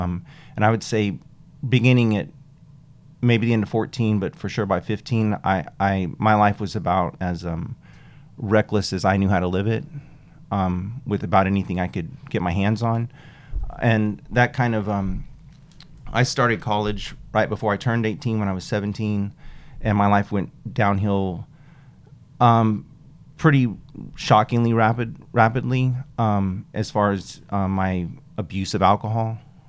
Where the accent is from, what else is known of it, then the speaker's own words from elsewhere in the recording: New Mexico, United States; So I grew up in New Mexico, just a few miles from Texas. So it's more like a West Texas culture